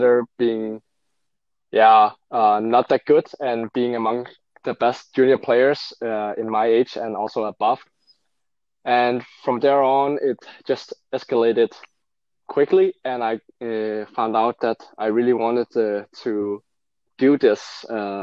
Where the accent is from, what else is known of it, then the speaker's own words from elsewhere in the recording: Denmark; also born or lived in Seoul, South Korea; my parents are fully Danish and I'm brought up Danish